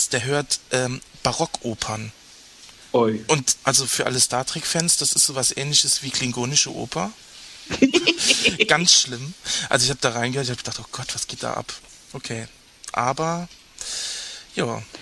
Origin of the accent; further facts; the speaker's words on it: Rhineland-Palatinate, Germany; Ich komme ja aus, aus, aus Rheinland-Pfalz, aus